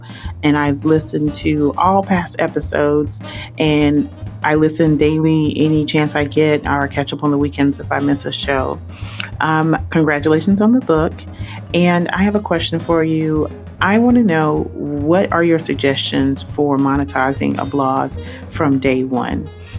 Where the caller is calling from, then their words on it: Atlanta, Georgia, United States; I'm calling from the Atlanta, Georgia area.